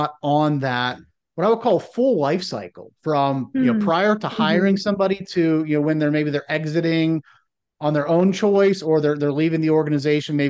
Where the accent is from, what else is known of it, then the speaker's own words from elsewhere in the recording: Northeastern Ohio, United States; now in South Carolina, United States; growing up in Northeastern Ohio and now living in South Carolina